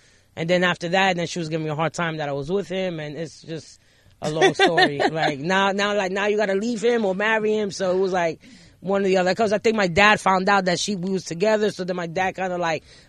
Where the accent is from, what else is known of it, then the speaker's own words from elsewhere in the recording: New York City, New York, United States; also born or lived in Long Island; I was able to come back to the Bronx. I was 16.